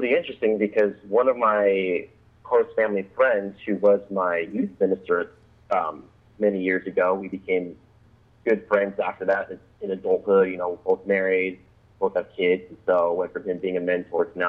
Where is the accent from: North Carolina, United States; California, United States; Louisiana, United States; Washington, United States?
Washington, United States; Olympia; I live out here in the Pacific Northwest in Washington State, up in the capital city of Olympia